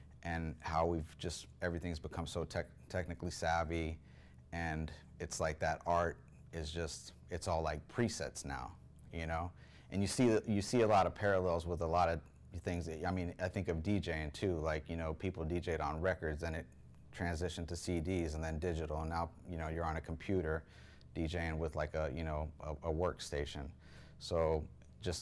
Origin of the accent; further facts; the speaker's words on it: Houston, Texas, United States; moved away; I'm from Houston